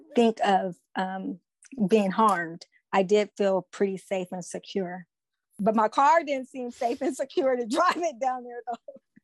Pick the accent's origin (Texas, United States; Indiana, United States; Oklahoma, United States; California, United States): California, United States; Oakland; I am from Oakland, California